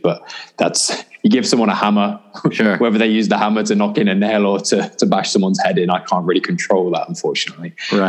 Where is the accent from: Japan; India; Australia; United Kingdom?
United Kingdom; by the time I was 16 and growing up in Britain